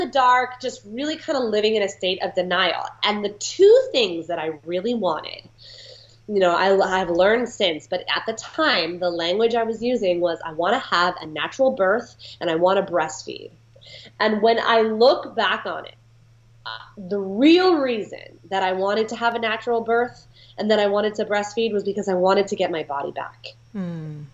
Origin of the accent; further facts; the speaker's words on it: San Francisco, California, United States; moved away as an adult; now in Westchester, United States; I'm from San Francisco originally